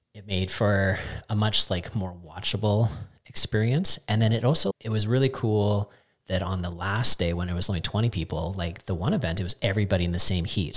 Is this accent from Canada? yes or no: yes; Canada; as a Canadian